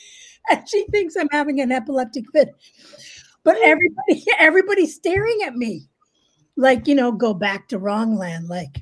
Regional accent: Canada; yes, I'm Canadian.

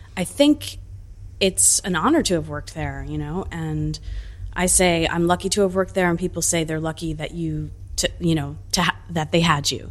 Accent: New Jersey, United States; also born or lived in Italy (ancestry) / New York; my backyard in New Jersey

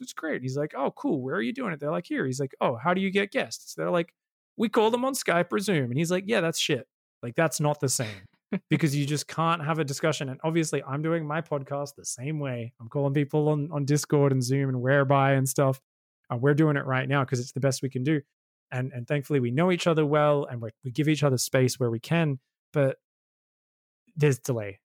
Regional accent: Australia; being Australian

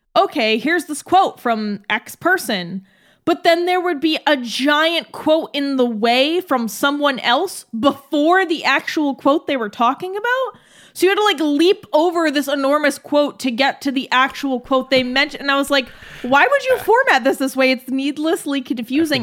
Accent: United States; we have also both been raised in America as American citizens

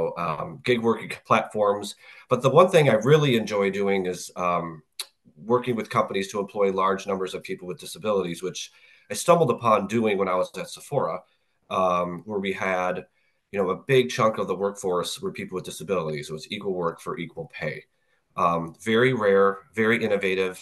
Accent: Minnesota, United States; So I grew up in Minnesota, so I had Best Buy right in my backyard

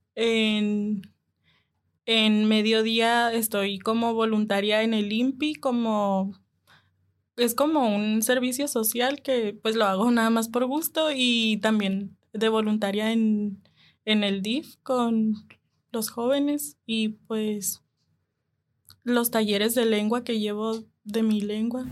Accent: Punta Chueca, Sonora, Mexico; moved away; soy de la comunidad Comcac y pertenezco pues al pueblo de Punta Chueca

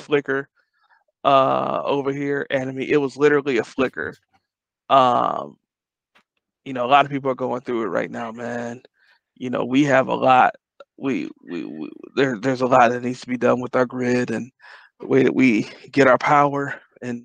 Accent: Detroit, Michigan, United States; I grew up in Detroit.

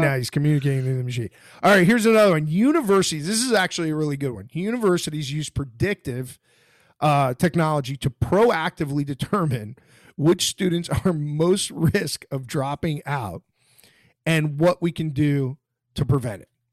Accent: Florida, United States; I'm from Florida

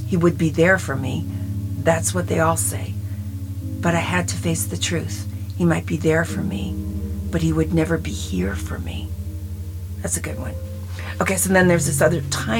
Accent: New York, United States; I was raised in New York, and I was fat in high school

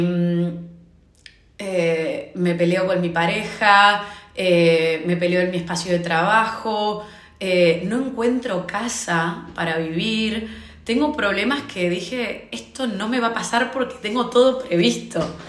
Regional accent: Argentina; moved away as an adult; now in Dublin, Ireland; soy argentina, vivo en Dublín

